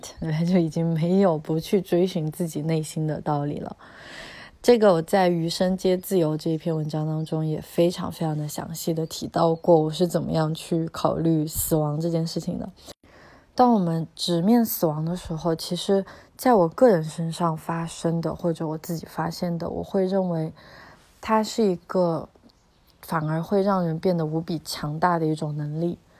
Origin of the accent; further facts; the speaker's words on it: China; 因为我们中国人可能只有扫墓的时候，自己祭祀自己家，嗯，祖先或者是嗯去世的长者的时候才会去这样的地方